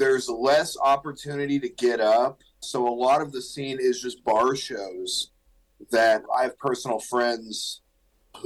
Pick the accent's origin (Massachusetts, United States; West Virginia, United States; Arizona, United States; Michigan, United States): Arizona, United States; moved away as an adult; also born or lived in Little Rock, Arkansas; now in Omaha, United States; I was born and raised in Arizona